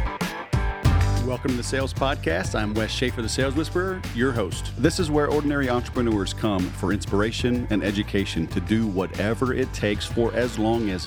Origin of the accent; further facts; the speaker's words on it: Houston, Texas, United States; I grew up in Houston, too